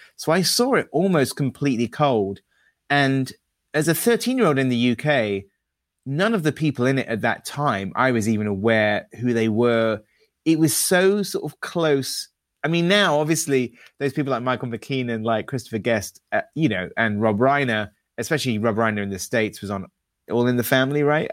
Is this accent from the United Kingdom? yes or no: yes; United Kingdom; as a Brit